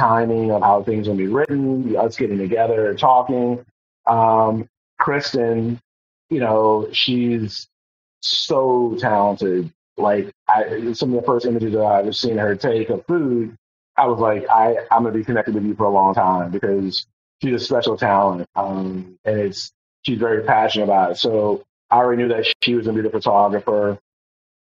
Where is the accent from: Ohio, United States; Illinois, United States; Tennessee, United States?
Ohio, United States; Euclid; moved away; I grew up in Cleveland, Ohio.